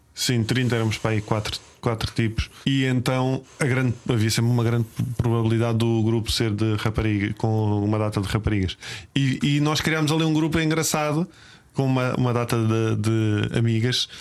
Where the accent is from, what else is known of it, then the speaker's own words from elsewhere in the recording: Lisbon, Portugal; Eu sou dos Olivais, né? Sou malta dos Olivais